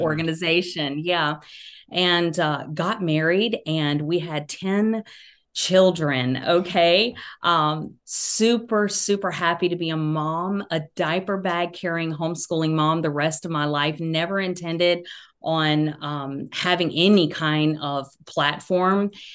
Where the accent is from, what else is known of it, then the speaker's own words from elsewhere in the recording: Georgia, United States; accent: Southern; now in North Carolina, United States; I grew up in Georgia, live in North Carolina now